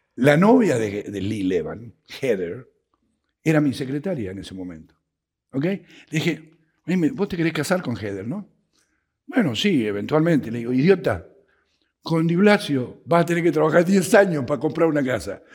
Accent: Argentina; now in Mexico; yo soy argentino

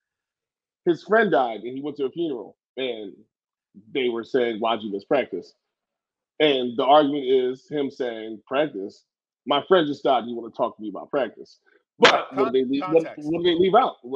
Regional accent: Philadelphia, Pennsylvania, United States; I'm from Philly

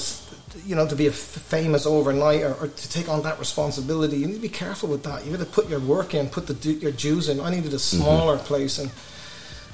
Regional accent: Ireland; now in Fayetteville, United States; I'm Irish

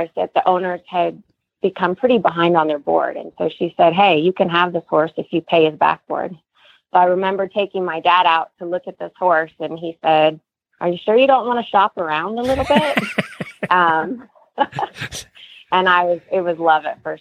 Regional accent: Redlands, California, United States; Yes, born and raised in Redland. So I never left home.

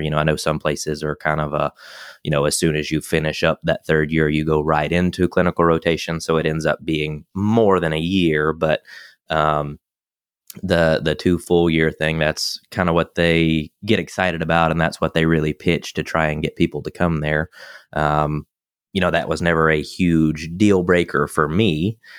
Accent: Beach Island, South Carolina, United States; moved away as an adult; also born or lived in Alabama / Mississippi / Texas; I'm originally from, uh, a very small town in South Carolina called Beach Island

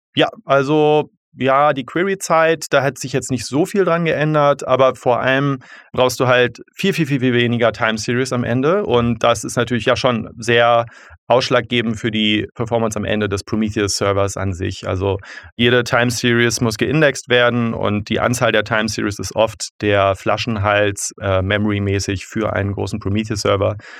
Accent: Berlin, Germany; also born or lived in Zurich; Ich komme aus Berlin. Ich bin damals noch im amerikanischen Sektor aufgewachsen, als, es, als die Stadt noch getrennt war

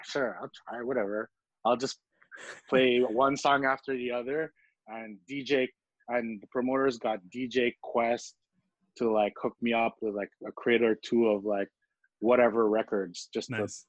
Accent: Montreal, Quebec, Canada; also born or lived in Philippines; Little Burgundy is the neighborhood that I grew up in the neighborhood that I remember coming up in.

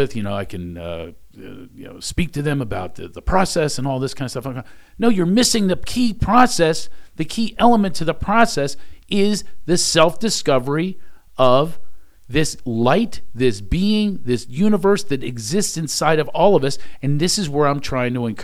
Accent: Philadelphia, Pennsylvania, United States; I come from Philadelphia

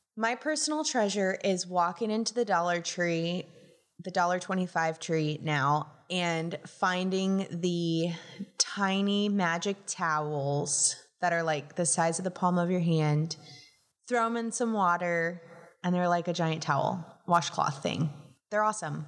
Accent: South Florida, United States; I am from South Florida and, you know, obviously grew up on the water going out to the keys

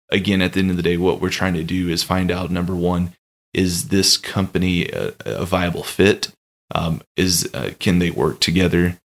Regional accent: Austin, Texas, United States; moved away; I'm originally from Austin, Texas, and so I went back home and spent some time uh, with Austin. family.

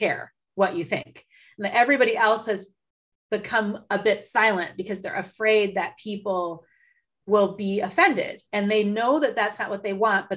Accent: Midwest, United States; I'm from the Midwest

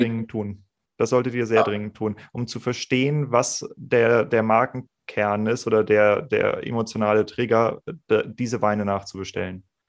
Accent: Kiel, Schleswig-Holstein, Germany; also born or lived in Rheingau; now in Bergen, Germany; Ich komme gebürtig aus Kiel, habe dann im Rheingau gelernt und mich hat es jetzt an die österreichische Grenze verschlagen

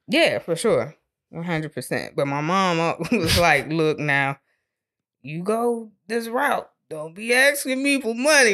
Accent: Maryland, United States; moved away; I'm originally from Maryland.

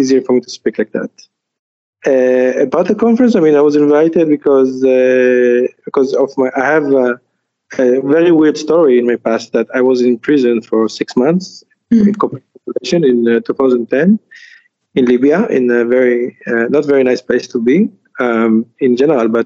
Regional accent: Jerusalem, Jerusalem District, Israel; also born or lived in Djerba; now in Tunis, Tennessee, United States; I, I was born in Jerusalem, uh, sorry, in Jerba, and then I grew up in Jerusalem. A Tunisian mm-hmm. Jew

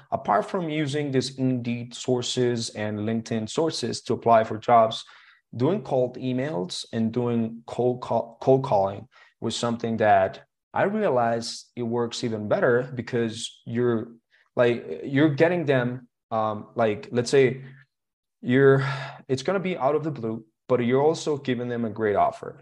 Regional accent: Colombia; English is a second language; now in Canada; going back to Colombia

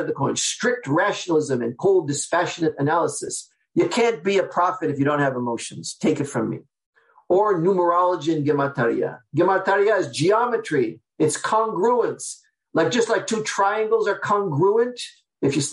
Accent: Seattle, Washington, United States; I'm from Seattle, Washington, where I am now

